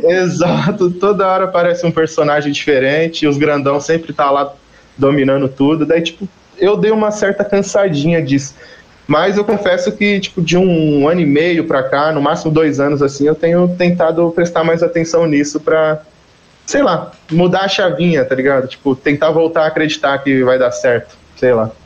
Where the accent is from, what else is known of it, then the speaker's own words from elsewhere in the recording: Carapicuíba, São Paulo, Brazil; moved away; also born or lived in Osasco; Eu sou de Carapicuíba